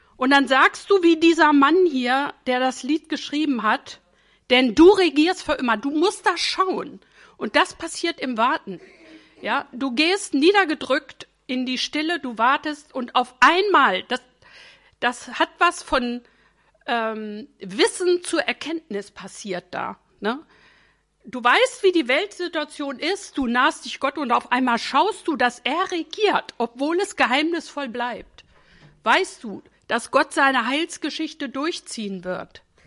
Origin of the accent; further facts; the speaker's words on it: Northern Germany, Germany; ich bin norddeutsch geprägt